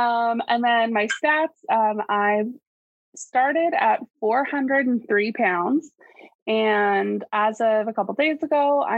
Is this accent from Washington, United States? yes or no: yes; Washington, United States; So I'm from Washington, so neighbors to Oregon. And I'm 26, almost 27. I'll be 27 on Sunday.